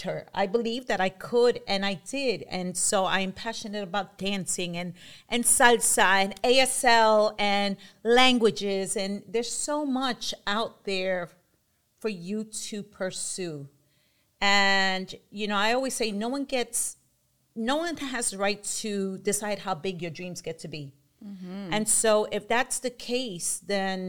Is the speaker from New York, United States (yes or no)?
yes; New York City, New York, United States; now in Vineland, United States; I'm originally from Bushwick, born and raised